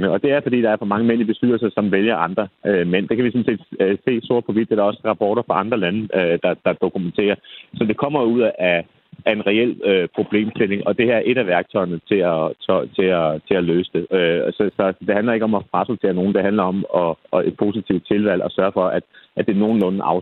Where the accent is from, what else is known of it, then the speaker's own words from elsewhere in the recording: Copenhagen, Capital Region of Denmark, Denmark; sidste kommunalvalg, i hvert fald hvor jeg kommer fra i København